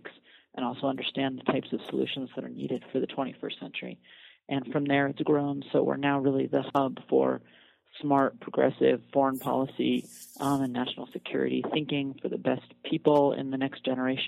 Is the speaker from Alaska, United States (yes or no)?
yes; Fairbanks, Alaska, United States; also born or lived in Oxford / Colorado; now in Washington, D.C., United States; I'm from Fairbanks, Alaska, and that's a pretty rural frontier town, and that's probably the place that's closest to my heart.